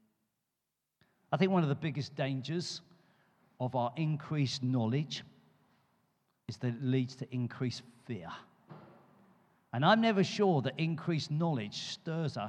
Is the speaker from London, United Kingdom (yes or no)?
yes; London, United Kingdom; now in Poole, United Kingdom; I come from London. We got the Thames